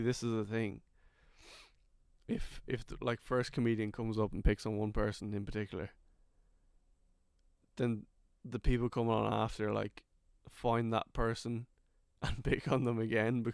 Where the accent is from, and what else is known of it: Kildare, Leinster, Ireland; accent: Irish